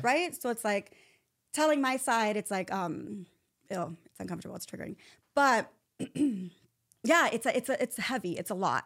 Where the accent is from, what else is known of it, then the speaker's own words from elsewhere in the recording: Chula Vista, California, United States; I'm from Chula Vista, San Diego